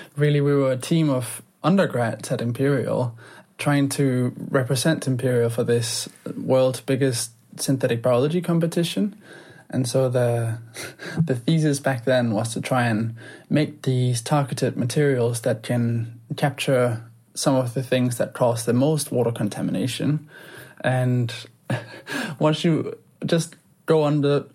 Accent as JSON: {"language": "English", "country": "Denmark", "tie": "born or raised there", "moved": "yes", "lives_now": "London, United Kingdom", "said": "growing up in Denmark"}